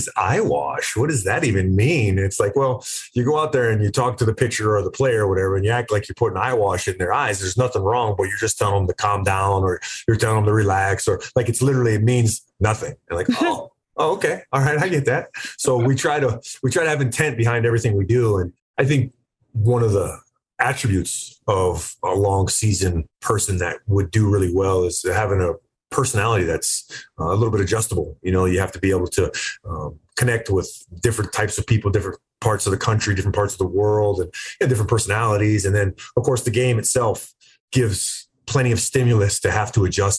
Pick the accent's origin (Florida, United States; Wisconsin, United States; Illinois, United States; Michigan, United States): Florida, United States; I grew up in Florida